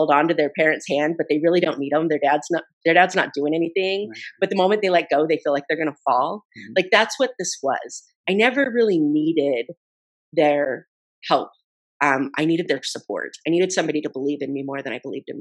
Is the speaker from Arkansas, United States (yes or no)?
no; Idaho, United States; I grew up in Idaho